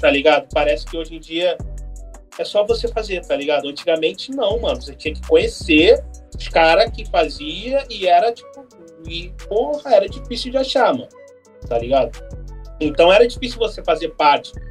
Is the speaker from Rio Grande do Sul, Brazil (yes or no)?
yes; Porto Alegre, Rio Grande do Sul, Brazil; eu sou de Porto Alegre